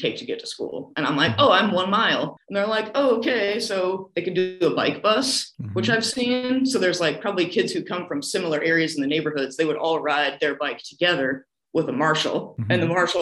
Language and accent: English; Iowa, United States; moved away as an adult; also born or lived in Manhattan; I'm from Iowa. I grew up in a car culture.